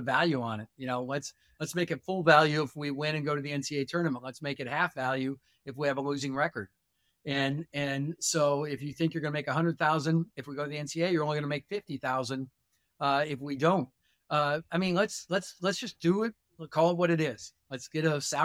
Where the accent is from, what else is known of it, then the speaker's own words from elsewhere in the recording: Doland, South Dakota, United States; moved away; also born or lived in Bismarck, North Dakota; I grew up in Dolan, South Dakota